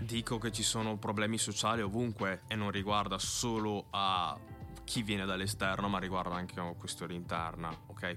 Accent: Verona, Veneto, Italy; sono figlio di genitori ghanesi che sono venuti qua negli anni 90. Sono nato e cresciuto qui e, fa, sento, e mi sento veronese

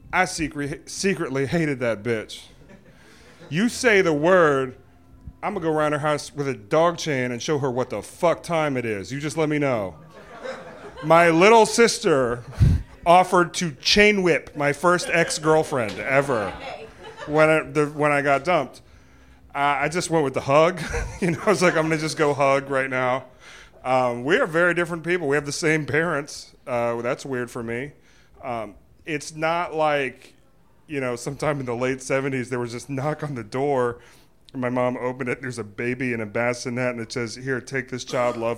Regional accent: Virginia, United States; We're from Virginia

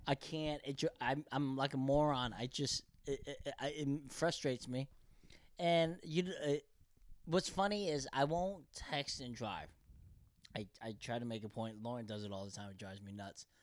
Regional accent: Bethlehem, Pennsylvania, United States; English is a second language; also born or lived in Korea; now in Los Angeles, United States; we're both from Pennsylvania

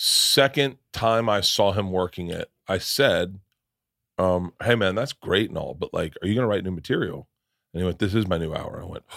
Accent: Wisconsin, United States; Yeah, I'm a Wisconsin.

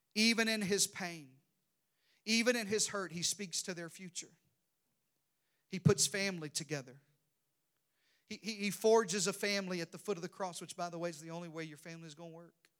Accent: Arkansas, United States; in the deep south, I'm from Arkansas.

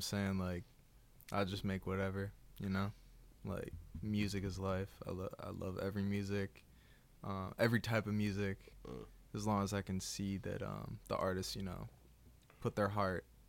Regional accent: Newton, Massachusetts, United States; I'm from Newton

